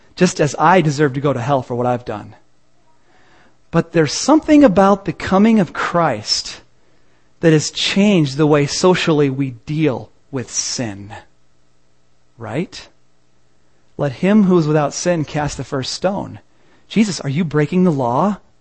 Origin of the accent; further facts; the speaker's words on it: Peoria, Illinois, United States; I'm from Peoria